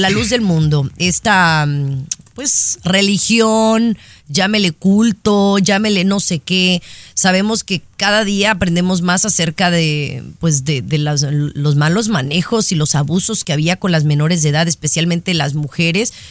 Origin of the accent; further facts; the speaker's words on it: Guadalajara, Jalisco, Mexico; Eh, más porque es un tema muy cerca de donde yo crecí, donde yo viví, en Guadalajara, Jalisco que es una de, los, de, las sedes más importantes.